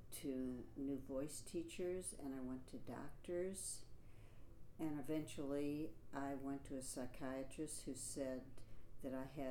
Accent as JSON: {"language": "English", "town": "St. Louis", "region": "Missouri", "country": "United States", "also_born_or_lived": "Manhattan, New York", "moved": "yes", "lives_now": "New York, United States", "said": "I am from St. Louis, Missouri."}